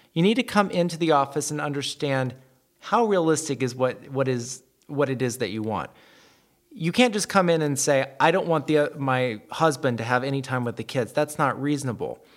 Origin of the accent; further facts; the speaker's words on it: the South, United States; I'm from the South. we add all kinds of letters and syllables to all kinds of words